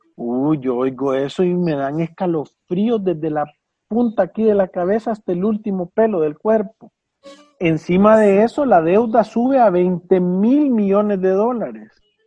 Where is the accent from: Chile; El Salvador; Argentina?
El Salvador; nosotros como salvadoreños